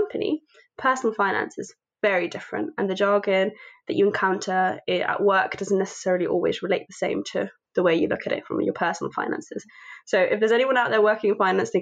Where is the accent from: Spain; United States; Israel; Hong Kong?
Spain; now in London, United Kingdom; I was born in Spain, but my parents are Indian